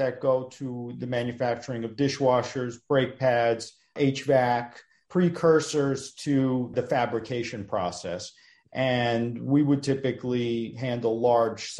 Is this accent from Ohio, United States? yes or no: no; New York City, New York, United States; also born or lived in Russia; I was fluent in Russian, growing up in the Russian neighborhood